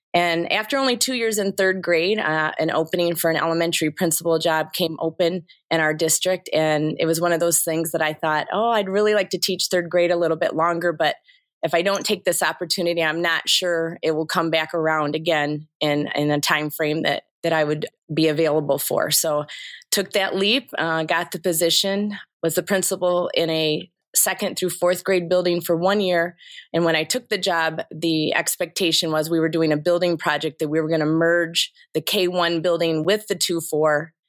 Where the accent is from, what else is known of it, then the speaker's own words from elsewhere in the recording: Kalkaska, Michigan, United States; was born and raised in Kilkaska, Michigan, which, um, is around Traverse City